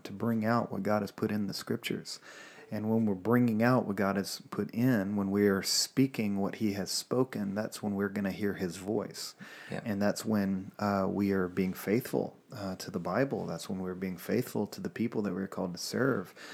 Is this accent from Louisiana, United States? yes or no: yes; Louisiana, United States; moved away as an adult; also born or lived in Alabama; I'm from Louisiana